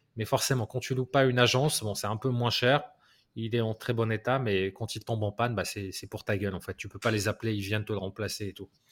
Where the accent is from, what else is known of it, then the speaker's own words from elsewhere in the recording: France; je suis français